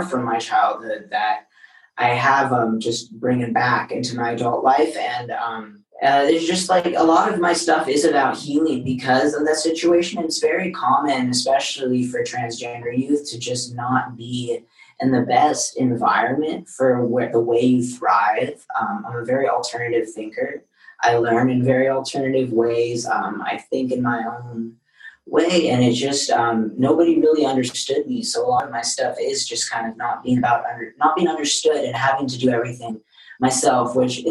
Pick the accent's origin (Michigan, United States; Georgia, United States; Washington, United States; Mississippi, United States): Washington, United States; Seattle; now in Los Angeles, United States; I grew up in Seattle.